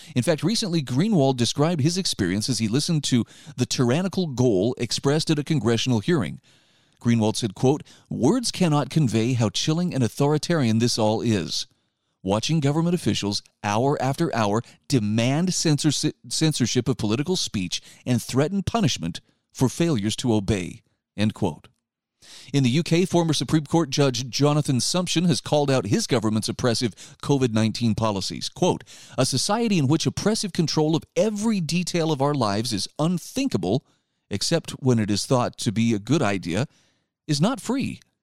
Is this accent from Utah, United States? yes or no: yes; Utah, United States; my home state of Utah.